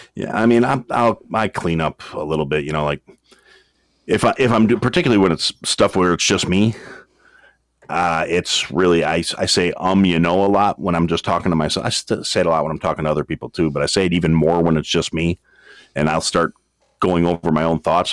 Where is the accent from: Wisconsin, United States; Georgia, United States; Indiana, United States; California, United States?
Wisconsin, United States; that that's my hometown, and uh, that's where I is from